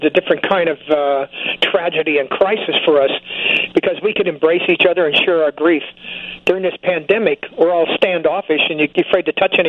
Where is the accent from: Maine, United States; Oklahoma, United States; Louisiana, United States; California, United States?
California, United States; moved away; also born or lived in Nevada; I was raised in California, spent 20 years in Nevada